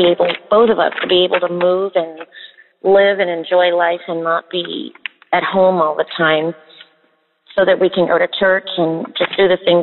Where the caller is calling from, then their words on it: West Virginia, United States; I'm calling from West Virginia